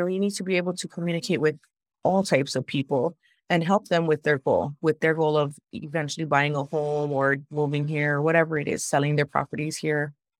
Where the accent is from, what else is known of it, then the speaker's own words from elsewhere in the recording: Hawaii, United States; I've born and raised in Hawaii on this island, and everybody knows everybody.